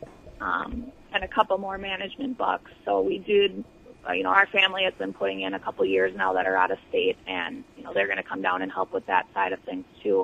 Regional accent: United States; now in Iowa, United States; I was from Buffalo County, and then my husband is from the Rochester, Minnesota area

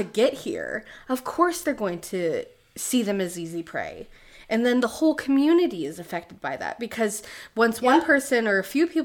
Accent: United States

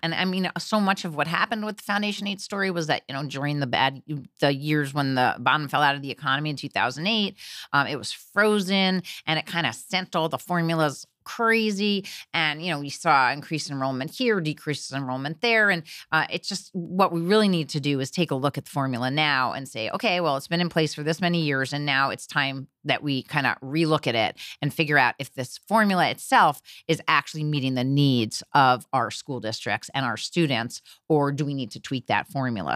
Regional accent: Teaneck, New Jersey, United States; moved away as an adult; also born or lived in New York City; now in New York, United States; I grew up in New Jersey, Teaneck, New Jersey, a uh, diverse district um, in New Jersey, right across the river.

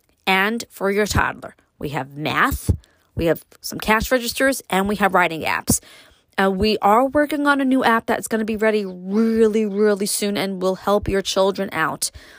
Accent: New York City, New York, United States; now in upstate New York, United States; me growing up in Brooklyn, moving to upstate

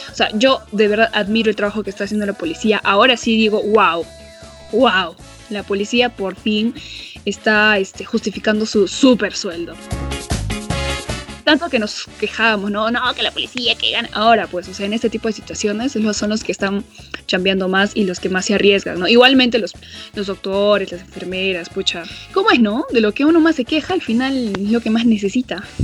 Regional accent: Arequipa, Peru; Para la gente que no sabe, para la gente que no sabe, nosotros somos de Arequipa.

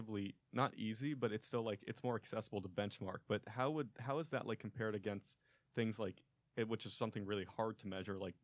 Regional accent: Maine, United States; where I'm from Maine

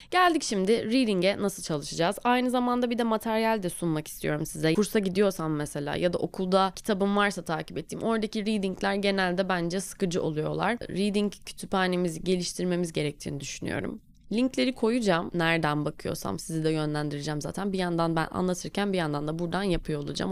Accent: Turkey; Biz Türküz.

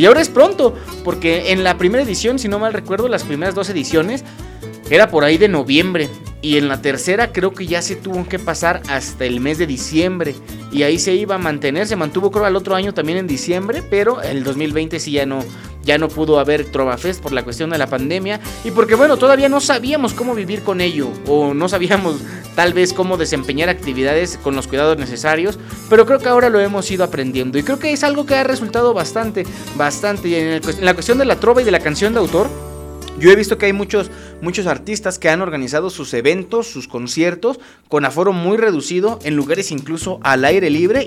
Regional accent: Acambay, State of Mexico, Mexico; also born or lived in Toluca; los que somos de aquí de Acambay

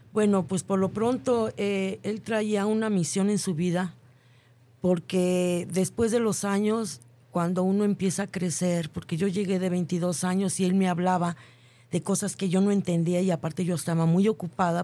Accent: Mexico; que nosotros tenemos como mexicanos

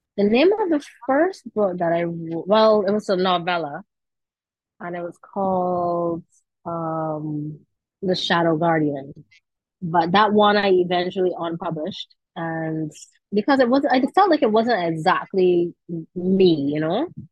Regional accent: Saint Michael, Barbados; I am from the St. Michael area. So, you know, I had a very, let me see, I guess a typical Barbadian childhood

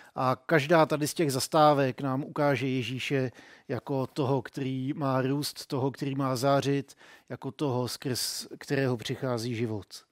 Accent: Czechia; jsem byl hrozně hrdý na to, že jsem Čech

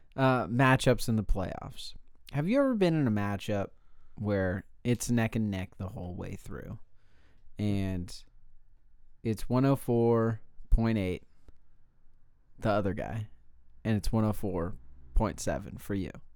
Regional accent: California, United States; I'm from California

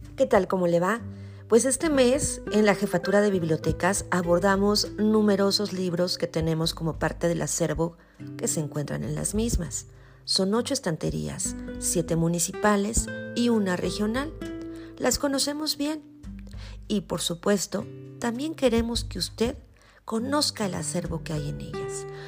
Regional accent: Mexico; como mexicanos

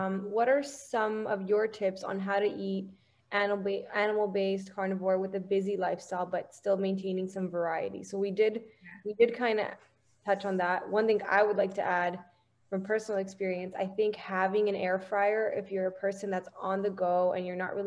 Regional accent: Romania; moved away; I'm originally from Romania

